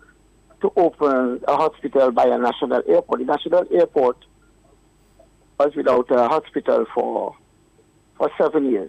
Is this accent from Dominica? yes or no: yes; Marigot, Dominica; I'm from Marriott